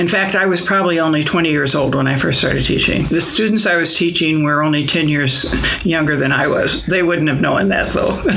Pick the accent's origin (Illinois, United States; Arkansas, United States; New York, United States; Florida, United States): Illinois, United States; Springfield; I grew up in the south part of Springfield in Southern View